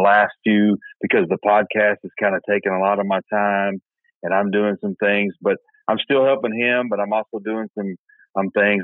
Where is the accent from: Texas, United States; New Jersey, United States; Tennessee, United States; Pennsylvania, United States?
Tennessee, United States; Middle; I grew up in Middle Tennessee